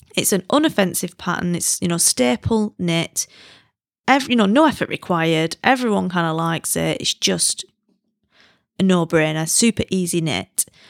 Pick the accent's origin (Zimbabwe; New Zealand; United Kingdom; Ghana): United Kingdom; now in China; I'm British